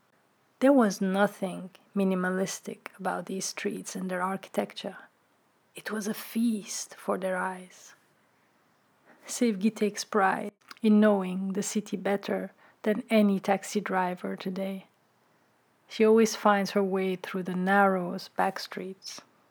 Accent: Brussels, Brussels-Capital Region, Belgium; English is a second language; moved away as an adult; now in Amsterdam, Netherlands; I was never really home in Brussels and that my language was alien in the city where I grew up since my earliest memory.

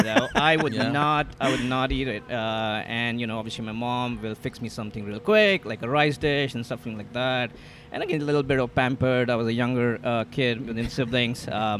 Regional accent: New Delhi, Delhi, India; moved away as an adult; New Delhi, India. Born and raised there. Did my engineering, worked there in supply chain, then came here for my master's.

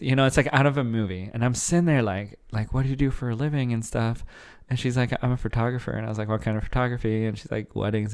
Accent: Arizona, United States; moved away as an adult; now in Dallas, United States; I grew up in Arizona for a long time

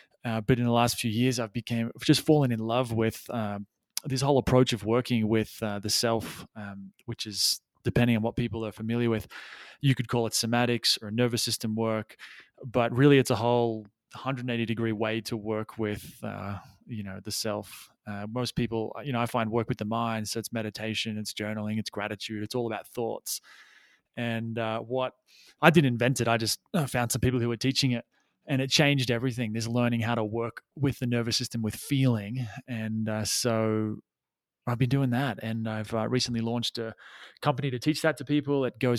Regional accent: Australia; also born or lived in Thailand; now in Peru; I you can probably maybe able to hear from the accent that I am Australian, though I have lost my accent, or some of it anyway, because I've been overseas for a long time.

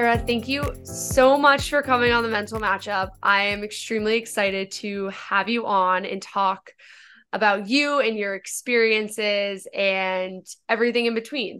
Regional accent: Northern Virginia, United States; I'm from Northern Virginia

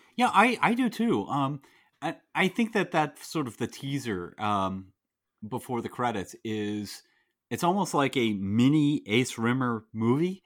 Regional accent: United States; as an American

